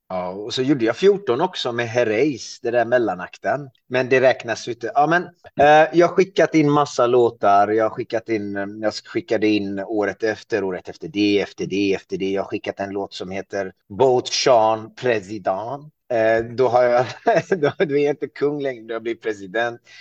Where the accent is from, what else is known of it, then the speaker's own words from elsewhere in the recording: Iran; now in Sweden; jag härstammar ju från Iran och det står ju på min svenska pass att jag är född i Iran